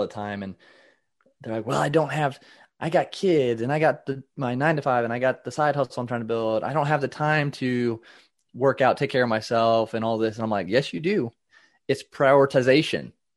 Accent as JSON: {"language": "English", "region": "Indiana", "country": "United States", "said": "I am from Indiana, uh, in the United States"}